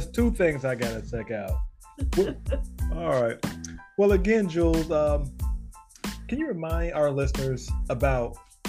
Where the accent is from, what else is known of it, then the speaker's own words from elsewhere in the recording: Chicago, Illinois, United States; I was born in Chicago.